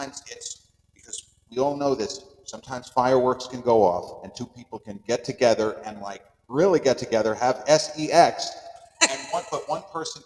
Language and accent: English; Long Island, New York, United States; accent: Long Island; my Long Island accent, which sometimes doesn't come across as strong as others